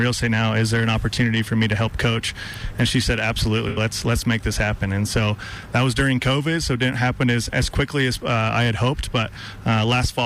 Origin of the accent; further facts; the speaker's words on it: Bozeman, Montana, United States; my hometown and in front of the home crowd